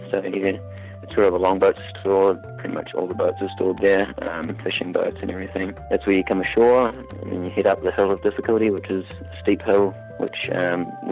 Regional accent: Auckland, New Zealand; I I'm from Auckland, New Zealand, and I am um, I'm a Pitcairn Islander.

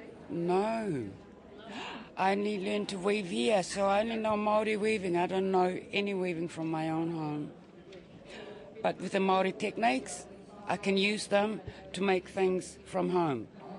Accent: Papua New Guinea; moved away as an adult; now in New Zealand; I came here from New Guinea over 20 years ago.

